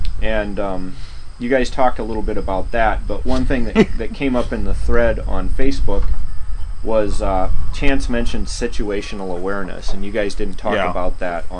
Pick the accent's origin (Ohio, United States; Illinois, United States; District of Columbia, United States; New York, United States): Illinois, United States; Chicago; born there; So I lived in Chicago for 4 years. I was born in Chicago.